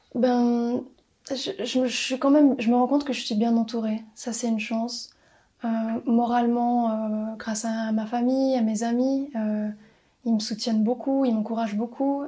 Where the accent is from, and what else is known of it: Valais, Switzerland; also born or lived in Brussels